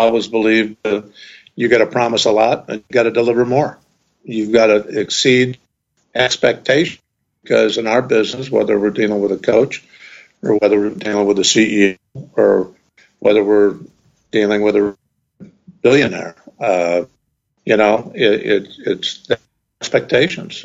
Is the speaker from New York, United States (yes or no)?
yes; Ithaca, New York, United States; my hometown at Cornell